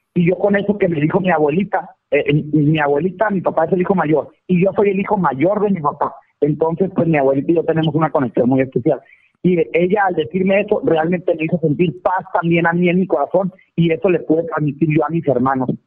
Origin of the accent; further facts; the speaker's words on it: Valle de la Trinidad, Baja California, Mexico; also born or lived in United States; now in Mexicali, Mexico; Yo estoy en Mexicali, Baja California, más soy originario de Valle de la Peña